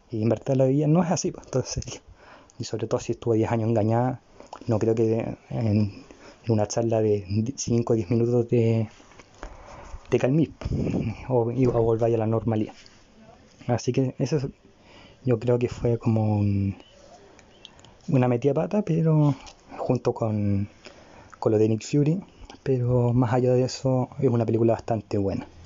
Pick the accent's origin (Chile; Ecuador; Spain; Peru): Chile; Y además, si lo vemos como con lógica, soy chileno, estoy vivo en Chile, viví esa época en Chile.